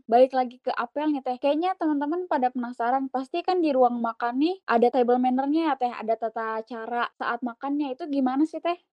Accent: Serang, Banten, Indonesia; dari Prodi Teknik Bangunan Landasan Angkatan ke-11, asalnya asal Serang, lahirnya di Jawa.

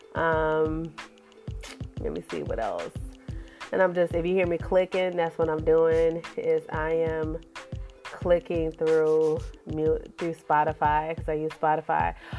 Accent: Cleveland, Ohio, United States; I'm a Browns fan. I'm from Cleveland

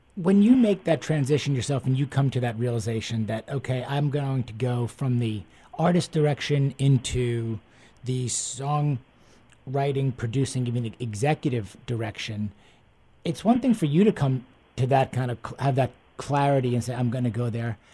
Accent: East Coast, United States; now in Houston, United States; I grew up on the East Coast, and now down down in Houston

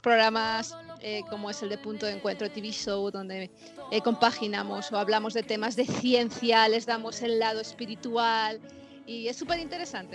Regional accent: Madrid, Community of Madrid, Spain; now in Los Angeles, United States; yo soy española, soy de Madrid, eh, España, y actualmente estoy residiendo

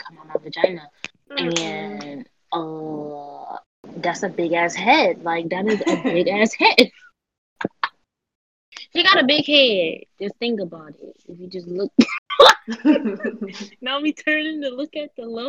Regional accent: Michigan, United States; I'm from the murder mitten

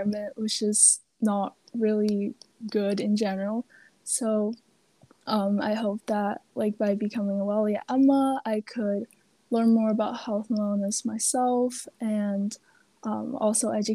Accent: Beijing, China; I'm from Beijing, China

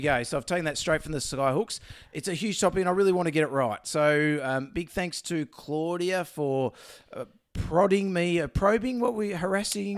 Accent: Melbourne, Victoria, Australia; I'm from Melbourne.

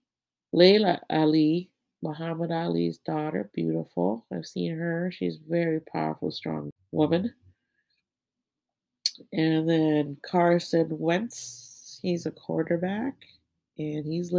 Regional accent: Thailand; And I'm from Thailand

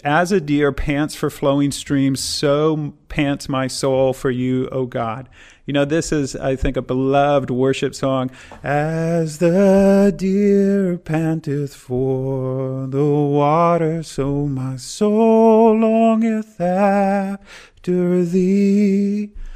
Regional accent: Midwest, United States; I'm from the Midwest in the US, and tornadoes are something we experience every year

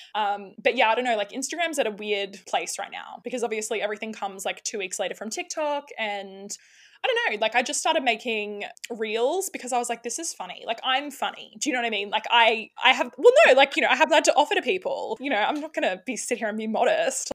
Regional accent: Sydney, New South Wales, Australia; accent: Australian; now in Queensland, Australia; I'm from Sydney originally. Um, yeah, right near the beaches there

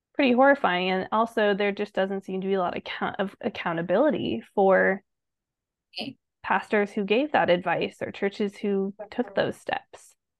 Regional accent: Colorado Springs, Colorado, United States; we b, both grew up in Colorado Springs

